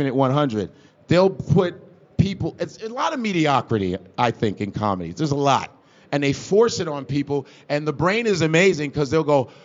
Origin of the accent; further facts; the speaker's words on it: Chicago, Illinois, United States; I grew up around the Cubs Stadium, like I wasn't that far from Wrigley Field